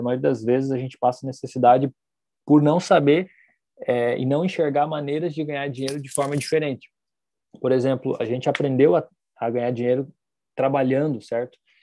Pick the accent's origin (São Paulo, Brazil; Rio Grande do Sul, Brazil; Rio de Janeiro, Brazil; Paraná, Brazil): Paraná, Brazil; Foz do Iguaçu; nós somos de Foz